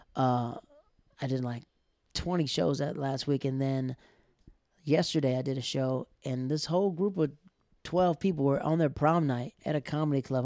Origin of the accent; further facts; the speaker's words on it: Florida, United States; now in New York City, United States; I'm from Florida